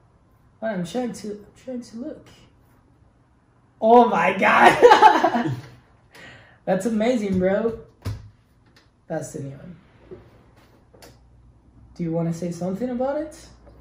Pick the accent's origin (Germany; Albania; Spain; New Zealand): Spain; English is a second language; moved away; also born or lived in Ireland; I'm from Spain.